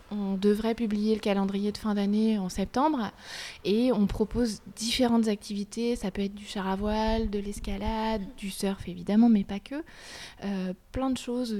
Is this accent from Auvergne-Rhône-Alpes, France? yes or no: no; Brittany, France; je suis bretonne et je suis fière de ma région